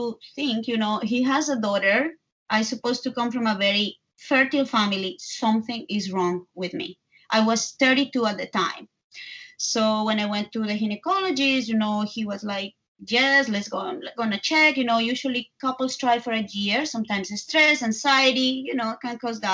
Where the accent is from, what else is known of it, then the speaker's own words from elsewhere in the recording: Bogotá, Colombia; English is a second language; moved away as an adult; now in New York, United States; I am from Colombia, from Bogota, but I live in New York for the last 18 years